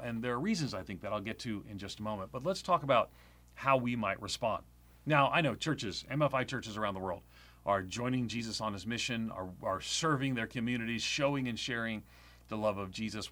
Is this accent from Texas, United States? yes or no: no; Long Island, New York, United States; I grew up on Long Island, outside of New York City.